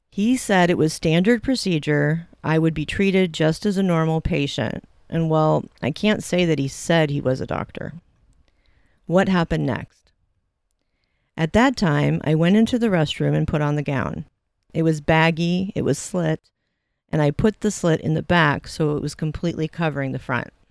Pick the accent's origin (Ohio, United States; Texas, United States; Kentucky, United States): Kentucky, United States; I mentioned I'm from Kentucky and I like the Bloomington area a lot, but I didn't like the weather as much as I do in Kentucky.